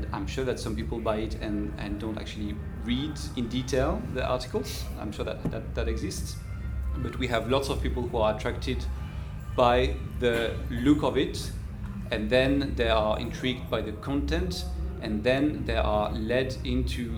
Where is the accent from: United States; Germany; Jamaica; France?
France; moved away; I come from France